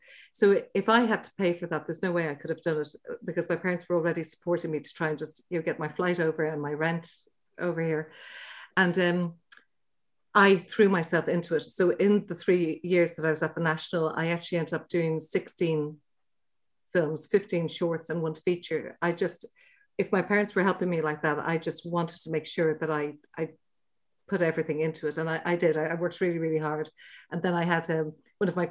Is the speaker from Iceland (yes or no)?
no; Dublin, Leinster, Ireland; we're from Dublin, but we used to holiday in West Cork